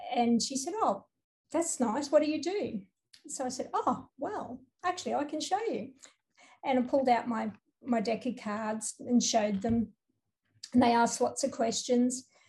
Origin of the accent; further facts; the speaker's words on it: Townsville, Queensland, Australia; I'm from Townsville